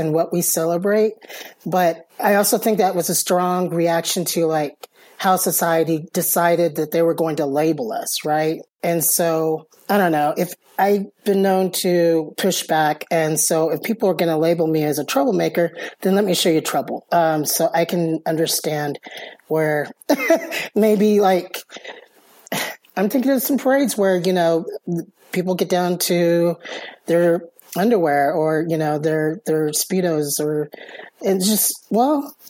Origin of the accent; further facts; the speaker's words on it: Dallas, Texas, United States; now in Las Cruces, United States; I am from the Dallas area. My family is from here, so that's why I moved back here